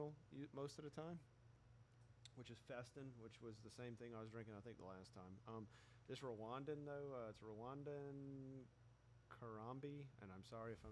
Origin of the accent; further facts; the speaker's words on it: Louisiana, United States; we're from Louisiana, and we have snowballs here